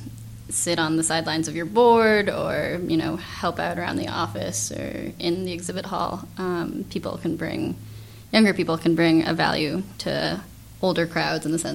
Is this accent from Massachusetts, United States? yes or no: yes; MetroWest, west of Boston, Massachusetts, United States; growing up in Metro West, just west of Boston